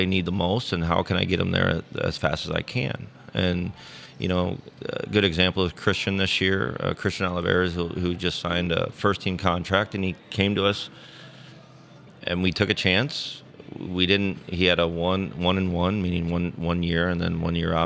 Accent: St. Louis, Missouri, United States; it's my hometown

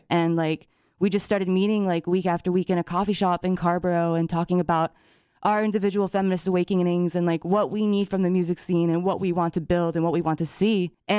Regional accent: Japan; moved away as an adult; now in United States; And it was weird for me because when I was growing up in Japan, I was treated like you're like a foreigner the entire time, right?

